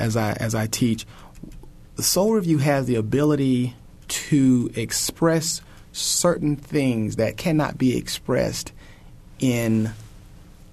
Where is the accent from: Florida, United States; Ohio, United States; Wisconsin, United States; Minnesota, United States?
Florida, United States; Lake Worth; moved away as an adult; also born or lived in Florence, South Carolina / Indiana; I was born in Florence, South Carolina, and I grew up in Florida, Lake Worth, a small town called Lake Worth, Florida